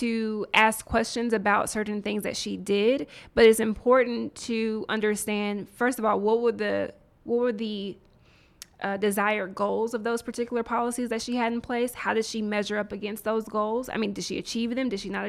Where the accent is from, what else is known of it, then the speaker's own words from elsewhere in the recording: Nashville, Tennessee, United States; I grew up in the South, in Nashville. There were things I was not exposed to until I got to Howard.